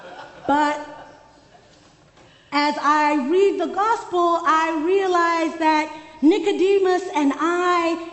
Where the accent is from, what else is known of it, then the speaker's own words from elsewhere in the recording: Soweto, Gauteng, South Africa; When I was growing up in Soweto, there was one cinema in the township.